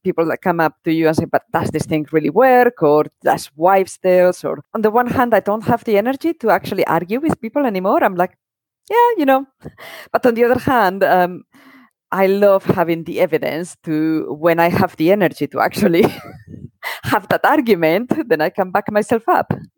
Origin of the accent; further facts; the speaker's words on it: Spain; moved away; I grew up in Spain in the 80s